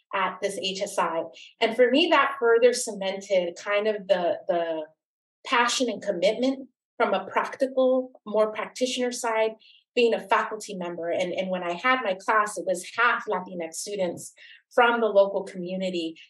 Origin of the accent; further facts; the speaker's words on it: Oxnard, California, United States; I'm originally from Oxnard, California, um, which is southern, just an hour north of Los Angeles along the coast, very much an agricultural community, particularly when I was growing up